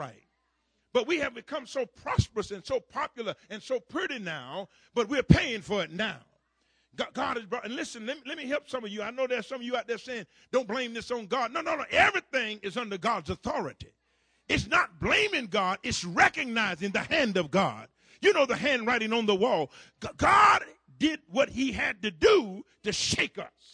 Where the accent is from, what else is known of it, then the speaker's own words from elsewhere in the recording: Florida, United States; down in my home state of Florida